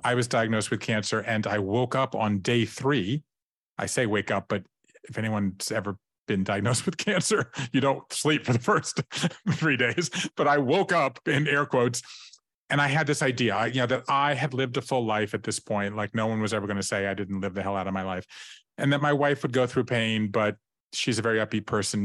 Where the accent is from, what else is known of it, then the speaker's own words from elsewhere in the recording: Savannah, Georgia, United States; moved away as an adult; also born or lived in Tybee Island, Georgia; I grew up in Savannah, Georgia